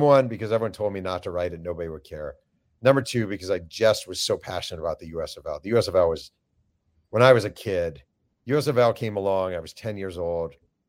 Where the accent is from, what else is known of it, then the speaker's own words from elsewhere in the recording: Mahopac, New York, United States; I grew up in Mayo Pack, New York, and two houses up from me, the Garganos lived.